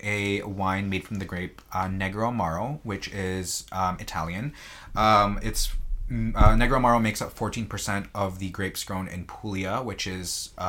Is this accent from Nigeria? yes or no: no; Vancouver, British Columbia, Canada; I'm a Filipino person from Vancouver, Canada.